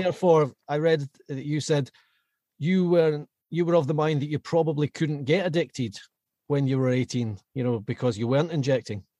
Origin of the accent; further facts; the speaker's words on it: Glasgow, Scotland, United Kingdom; I was Glasgow born and bred.